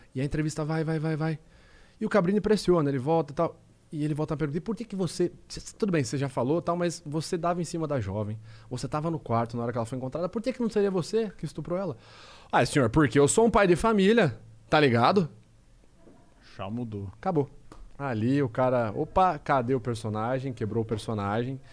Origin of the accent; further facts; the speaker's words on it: Rio Claro, São Paulo, Brazil; accent: caipira; now in Piracicaba, Brazil; eu sou do interior de São Paulo, sou de Rio Claro, nasci de Rio Claro. É, hoje eu moro em Piracicaba